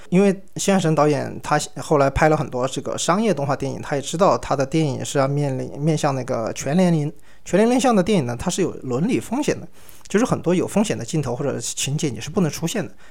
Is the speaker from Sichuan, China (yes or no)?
yes; Sichuan, China; 我也是来自，呃，四川嘛